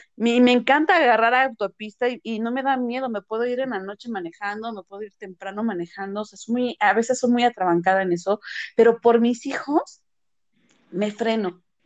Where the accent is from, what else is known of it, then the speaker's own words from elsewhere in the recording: Mexico; also born or lived in Morelia; somos mexicanos